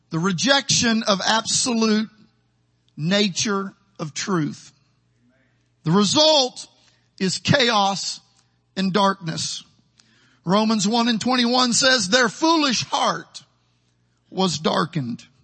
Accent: Midwest, United States; now in Texas, United States; Down in the valley, I'm a gringo from the Midwest. To all of you Texans, I'm a Yankee.

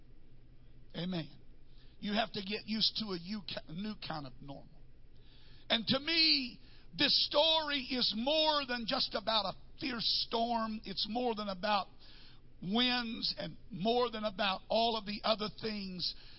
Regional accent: North Texas, United States; I grew up in North Texas, and we had tornadoes

